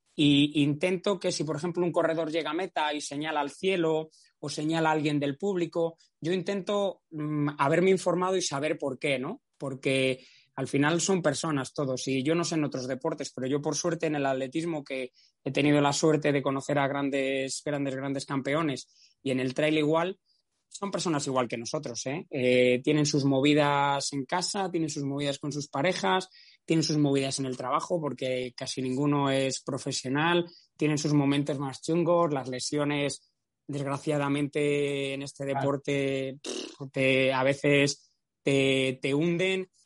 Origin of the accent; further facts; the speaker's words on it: Valladolid, Castile and León, Spain; Yo no hice nada para nacer en Valladolid, pero nací en Valladolid, que es la provincia más plana de, toda España. Nuestro máximo desnivel no llega a 200 metros